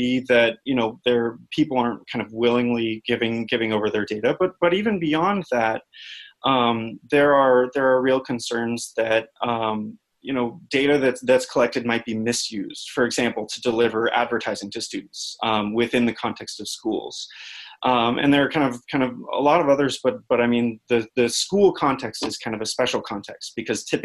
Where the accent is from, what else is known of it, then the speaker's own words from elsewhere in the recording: Silicon Valley, California, United States; moved away as an adult; also born or lived in Boulder, Colorado; now in Washington, D.C., United States; I grew up in Silicon Valley